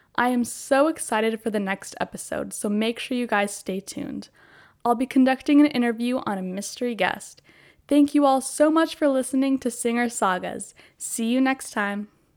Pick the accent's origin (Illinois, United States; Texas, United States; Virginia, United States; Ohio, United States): Virginia, United States; Oakton; I'm from Oakton, Virginia, which is about thirty minutes outside of D C, and sadly, I've lived here my whole life